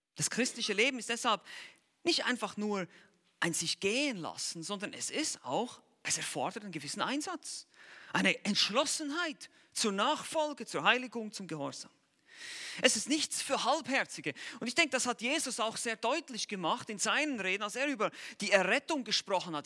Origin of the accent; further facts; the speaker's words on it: Switzerland; wir Schweizer